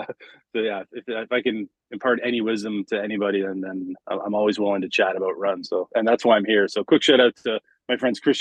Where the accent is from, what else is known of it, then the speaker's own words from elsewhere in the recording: London, Ontario, Canada; I'm from born and raised in London, Ontario